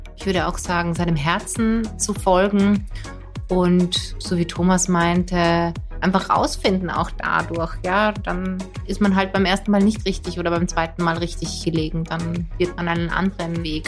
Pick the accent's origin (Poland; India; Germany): Poland; also born or lived in Austria; now in Vienna, Austria; als Polin